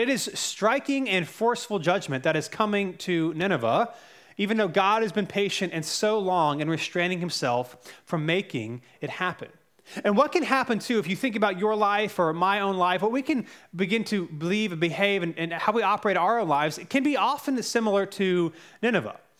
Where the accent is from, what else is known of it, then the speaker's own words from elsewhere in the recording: Cary, North Carolina, United States; also born or lived in Charlotte, North Carolina; We moved to Cary when I was around five